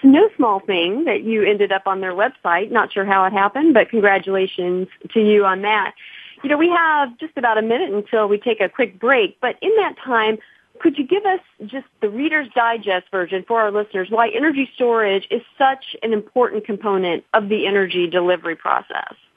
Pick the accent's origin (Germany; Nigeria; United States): United States; Mount Vernon, Illinois; now in California, United States; my hometown, Mount Vernon, Illinois